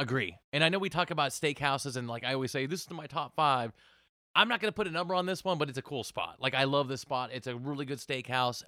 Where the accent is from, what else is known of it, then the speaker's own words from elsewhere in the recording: Portland, Oregon, United States; now in Las Vegas, United States; I grew up in Portland, Oregon